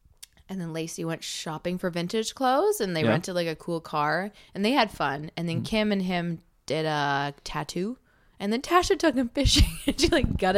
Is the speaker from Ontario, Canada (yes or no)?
no; Cranbrook, British Columbia, Canada; moved away; I'm from Cranbrook.